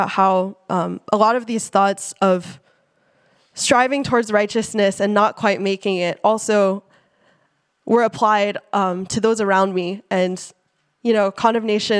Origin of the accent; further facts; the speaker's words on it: Silicon Valley, California, United States; I grew up in the Silicon Valley